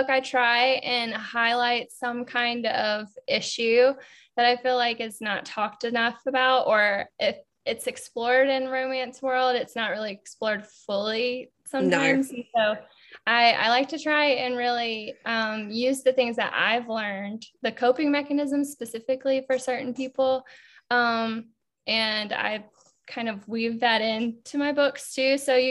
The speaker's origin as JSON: {"language": "English", "region": "Carolina", "country": "United States", "tie": "born or raised there", "said": "Yeah. I'm a Carolinian."}